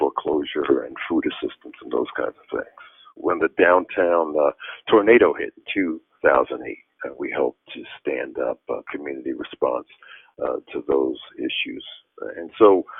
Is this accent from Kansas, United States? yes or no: no; New York, United States; moved away as an adult; also born or lived in Boston; now in Atlanta, United States; I grew up in New York